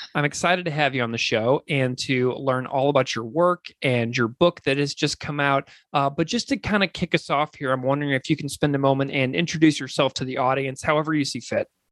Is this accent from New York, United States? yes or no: no; St. Louis, Missouri, United States; my hometown, St. Louis, Missouri.